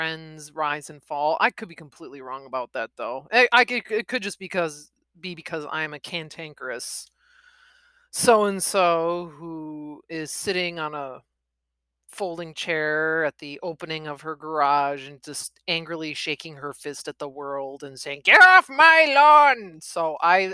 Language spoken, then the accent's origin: English; Midwest, United States; accent: Midwest; I am in the Midwest, if my accent didn't make that obvious.